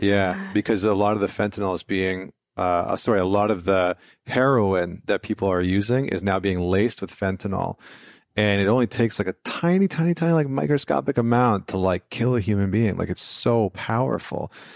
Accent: Vancouver, British Columbia, Canada; moved away; I'm from Vancouver

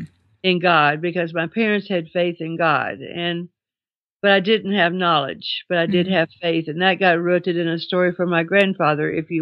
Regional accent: Glasgow, Kentucky, United States; I was born in Glasgow, Kentucky in 1936. I just had my 80th birthday.

